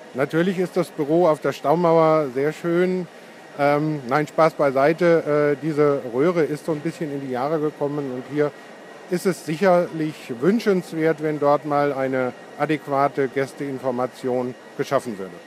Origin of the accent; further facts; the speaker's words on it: Edersee, Hesse, Germany; Ich bin am Edersee mehr oder weniger aufgewachsen